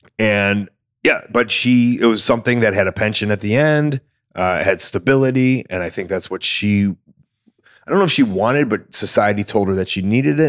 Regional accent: Deerfield, Illinois, United States; Deerfield, Illinois.

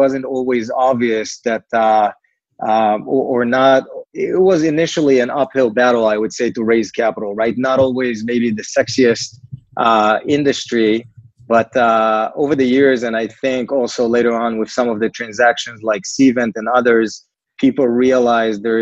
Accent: Israel; accent: Israeli; moved away as an adult; now in New York, United States; Originally, we're from Israel. I guess the name and the accent, you probably picked on

